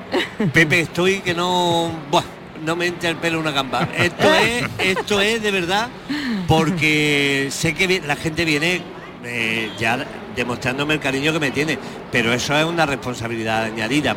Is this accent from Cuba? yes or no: no; Jaén, Andalusia, Spain; cada vez defiendo más a mi tierra, tengo más pasión por ella